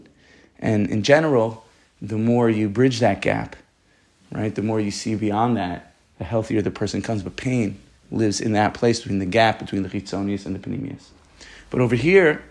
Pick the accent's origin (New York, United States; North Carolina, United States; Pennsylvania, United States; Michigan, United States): New York, United States; New York City; I'm from Staten Island